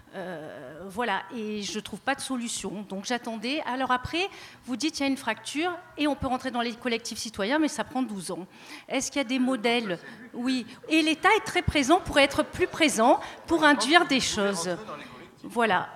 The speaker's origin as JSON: {"language": "French", "town": "Marseille", "region": "Provence-Alpes-Côte d'Azur", "country": "France", "tie": "born or raised there", "said": "j'ai toujours été à Marseille malgré mon accent"}